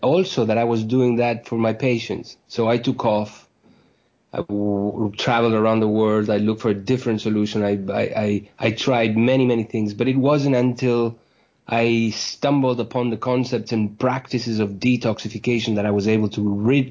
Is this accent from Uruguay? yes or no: yes; Uruguay; moved away as an adult; also born or lived in New York, United States; I was born in Uruguay in South America, where I went to medical school.